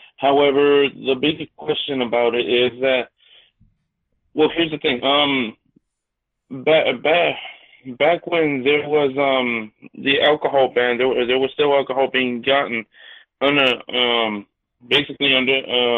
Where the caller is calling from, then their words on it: Los Angeles, California, United States; I'm coming from Los Angeles.